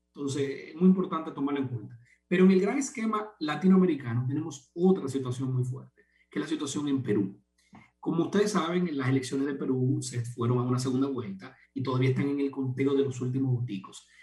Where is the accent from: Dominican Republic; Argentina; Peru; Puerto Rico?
Dominican Republic; como dominicanos